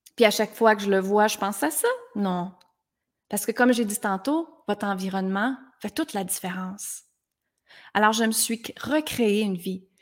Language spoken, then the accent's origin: French; Granby, Quebec, Canada; Je viens de Granby, dans une petite ville